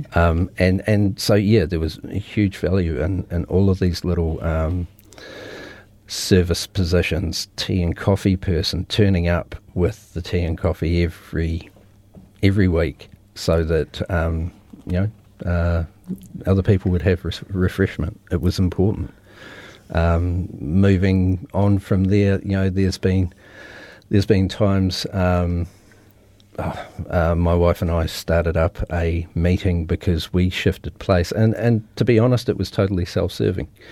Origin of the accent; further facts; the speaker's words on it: Christchurch, Canterbury, New Zealand; born and raised in Christchurch, been here my whole life